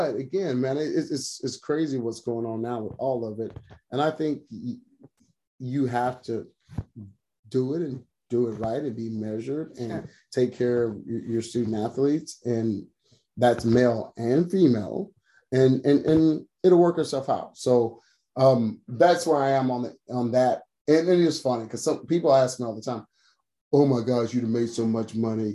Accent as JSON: {"language": "English", "town": "Waco", "region": "Texas", "country": "United States", "tie": "born or raised there", "said": "I grew up in Waco"}